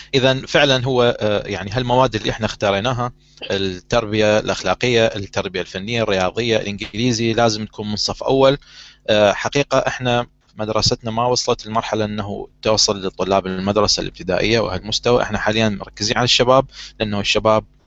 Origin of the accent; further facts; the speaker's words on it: Iraq; نظام التعليم عندنا بالعراق